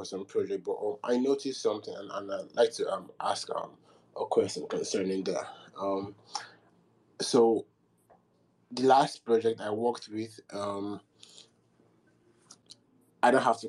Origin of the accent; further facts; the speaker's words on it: Nigeria; I'm Nigerian, and I've been in the crypto space for about since 2018.